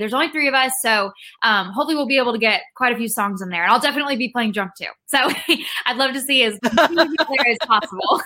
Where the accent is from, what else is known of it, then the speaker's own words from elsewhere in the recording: Rockwall, Texas, United States; now in Nashville, United States; I am from Rockwall, Texas, which is a small town east of Dallas, but I live in Nashville now